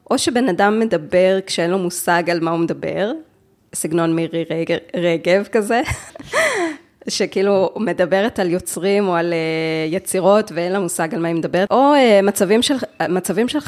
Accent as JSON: {"language": "Hebrew", "town": "Jerusalem", "region": "Jerusalem District", "country": "Israel", "tie": "born or raised there", "said": "אני בירושלים, אני עובדת בירושלים, אה, ואת, וההורים שלי גם גרים בירושלים, אני גדלתי בירושלים."}